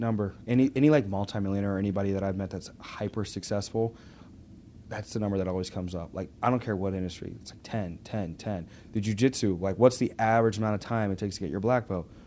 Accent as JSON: {"language": "English", "town": "Pittsburgh", "region": "Pennsylvania", "country": "United States", "tie": "born or raised there", "also_born_or_lived": "Arkansas", "said": "I was in Arkansas mm-hmm. till I was ten, and then I was in uh, Pittsburgh"}